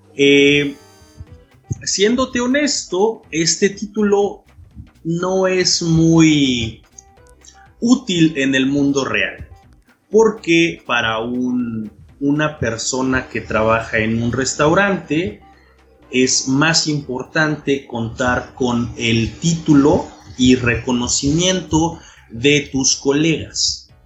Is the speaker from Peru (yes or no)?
no; Oaxaca, Mexico; de Oaxaca, México